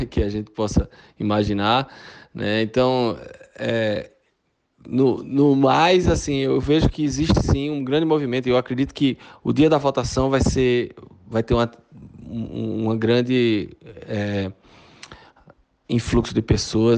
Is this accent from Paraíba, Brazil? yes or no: no; Recife, Pernambuco, Brazil; accent: Pernambucano; moved away as an adult; also born or lived in Fortaleza, Ceará, Brazil; now in Tucson, United States; Eu morei aí ah, em Fortaleza até os oito anos de idade. Me mudei para é, Recife, por isso desse sotaque pernambucano